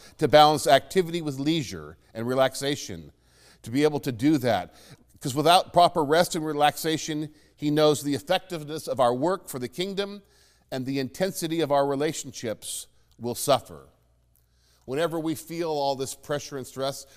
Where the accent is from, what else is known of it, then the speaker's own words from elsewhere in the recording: Phoenix, Arizona, United States; moved away as an adult; growing up in Phoenix